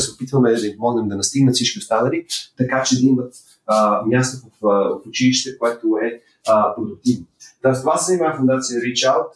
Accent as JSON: {"language": "Bulgarian", "country": "Bulgaria", "said": "като българи"}